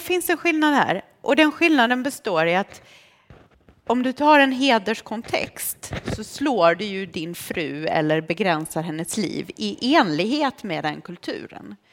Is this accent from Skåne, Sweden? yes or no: yes; Lund, Skåne, Sweden; Swedish is a second language; när jag kom till Lund 89 veckor innan muren föll och jag blev vald till klassens Lucia. Jag kunde ingen svenska, jag hade med mig en tolk